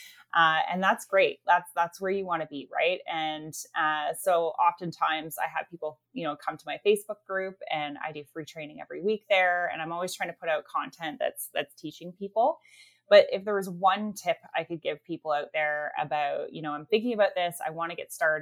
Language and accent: English; Canada; we are Canadian as well